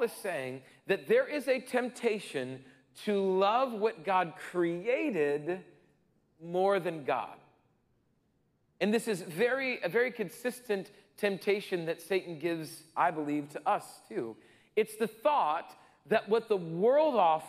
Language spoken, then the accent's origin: English; Rapid City, South Dakota, United States; growing up in Rapid City, South Dakota